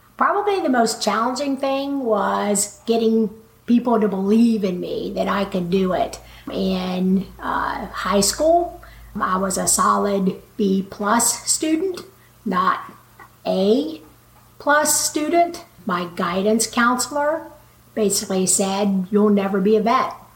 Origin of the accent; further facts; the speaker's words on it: Waco, Texas, United States; now in Chico, United States; I grew up in Waco, Texas, and had four brothers and sisters